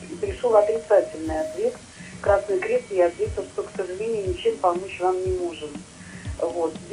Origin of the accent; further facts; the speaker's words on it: Saint Petersburg, Russia; А, здравствуйте … я коренная ленинградка.